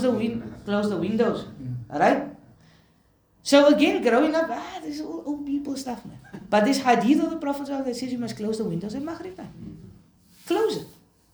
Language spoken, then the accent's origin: English; Cape Town, Western Cape, South Africa; Because growing up in Cape Town, you'd hear people make this joke, right?